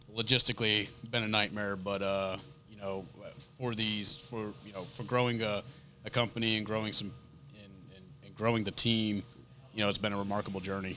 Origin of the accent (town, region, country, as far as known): Rhode Island, United States; accent: northern; moved away